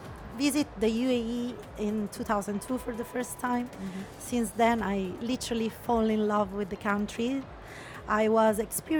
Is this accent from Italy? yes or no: yes; Italy; English is a second language; moved away as an adult; now in United Arab Emirates; because in Italy as well, we were having Italian community mainly, and Italian speaking community mainly.